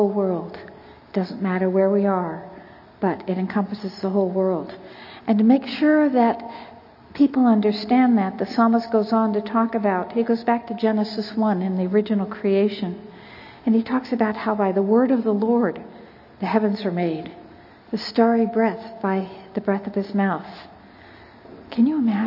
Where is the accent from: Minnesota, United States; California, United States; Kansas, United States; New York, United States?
California, United States; I'm from California